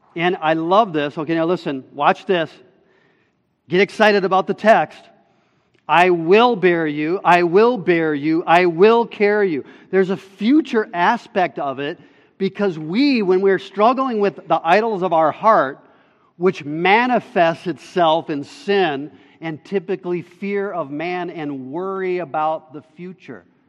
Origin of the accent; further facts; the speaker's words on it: Minnesota, United States; we're also Minnesotan